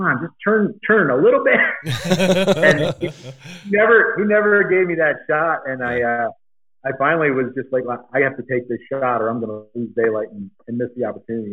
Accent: Eastern Pennsylvania, United States; moved away as an adult; now in Arizona, United States; I grew up in Eastern Pennsylvania

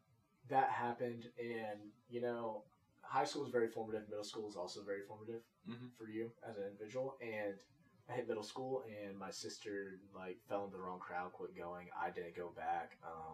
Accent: Las Vegas, Nevada, United States; born there; also born or lived in Tulsa, Oklahoma; So, I was born in Las Vegas, Nevada.

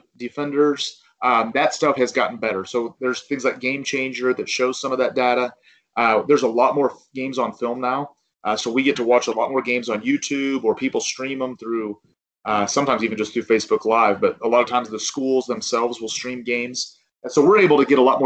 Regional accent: Ozark, Missouri, United States; it is my hometown

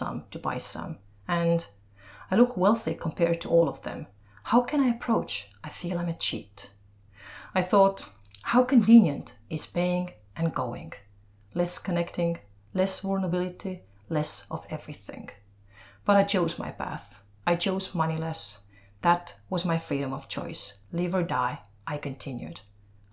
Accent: Estonia; moved away; from Estonia

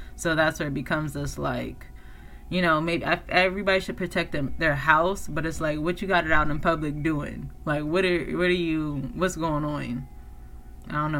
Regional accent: East Coast, United States; moved away; I come from the East Coast where it's like very government oriented like you know because it's like that's where washington dc is

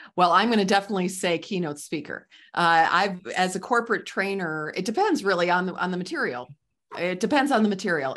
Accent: Midwest, United States; I'm from the Midwest, so I call it pop

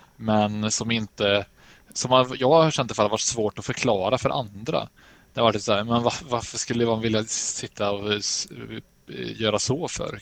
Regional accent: Sweden; som mesig svensk

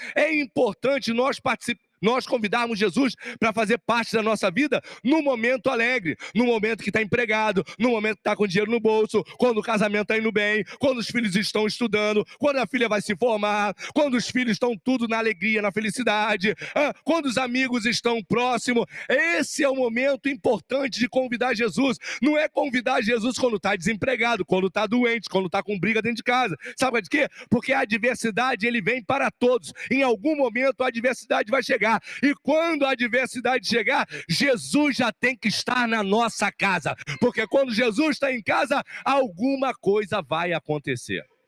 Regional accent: Rio de Janeiro, Brazil; Eu sou carioca, eu sou lá de Olaria.

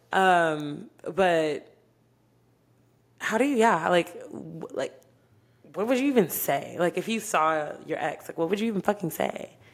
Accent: Dallas–Fort Worth Metroplex, Texas, United States; also born or lived in Oklahoma; I was born in Oklahoma. Um, yeah, nothing special about that. I moved here uh, to the Metroplex when I was five, so I consider myself raised in Texas

